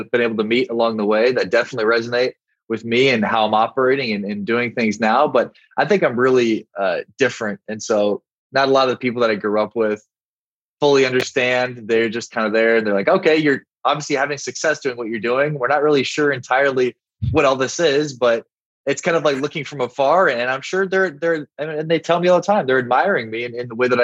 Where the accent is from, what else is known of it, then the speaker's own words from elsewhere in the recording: South Dakota, United States; moved away; also born or lived in Miami; I'm from South Dakota.